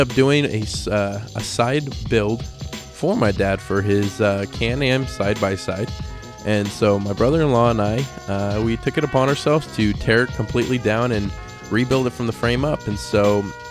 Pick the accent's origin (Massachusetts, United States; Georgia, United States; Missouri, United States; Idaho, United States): Idaho, United States; also born or lived in Reno, Nevada; Idaho. That's where I'm from. I wasn't born here, but this is where I currently live. I was born in Reno, Nevada. But yeah, anyway, Idaho is where I call home